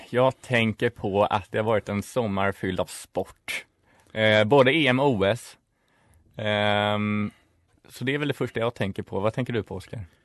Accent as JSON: {"language": "Swedish", "town": "Stockholm", "region": "Stockholm County", "country": "Sweden", "also_born_or_lived": "Uppsala", "moved": "as an adult", "said": "Jag kommer också från Stockholm, från innerstan, eh, både Vasastan och Kungsholmen."}